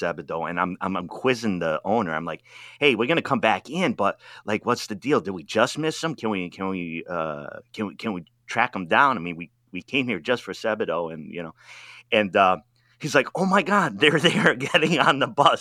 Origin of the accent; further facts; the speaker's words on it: Rhode Island, United States; moved away; also born or lived in Washington D.C. / Wisconsin / Oregon; I'm from Rhode Island.